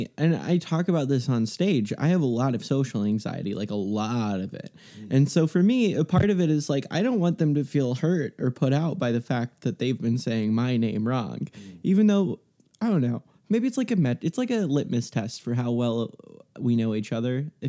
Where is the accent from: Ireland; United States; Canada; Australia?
United States; Texas; now in Los Angeles, United States; I am from Texas. I live in LA. I used to have an accent. I don't now.